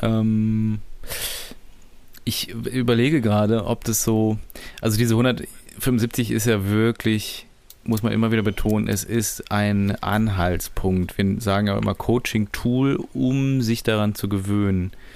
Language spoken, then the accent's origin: German; Düsseldorf, North Rhine-Westphalia, Germany; ich komme aus Düsseldorf